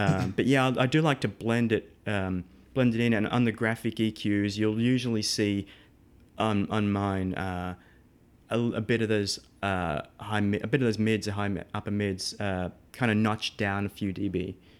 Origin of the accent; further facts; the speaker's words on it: Melbourne, Victoria, Australia; moved away as an adult; now in United States; I'm from Melbourne, um, so the southeast of Australia. Uh, born and raised, um, well, up until twenty-nine, then I moved to the States.